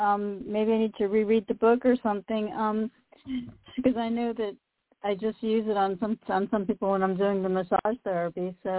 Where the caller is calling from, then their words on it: Delray Beach, Florida, United States; I'm calling from Delray Beach, Florida.